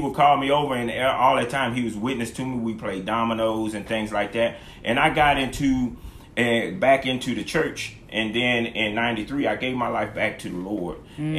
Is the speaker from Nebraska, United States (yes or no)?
no; Killeen, Texas, United States; raised in a church, so I would walk to Sunday school. Mm-hmm. It was a couple of blocks from my house. I was raised in Killeen.